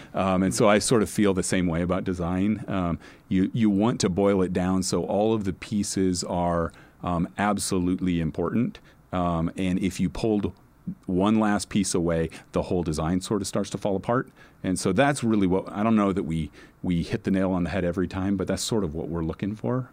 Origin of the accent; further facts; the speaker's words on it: Nebraska, United States; also born or lived in New Orleans, Louisiana / Phoenix, Arizona; now in Los Angeles, United States; I grew up in Nebraska, I live in L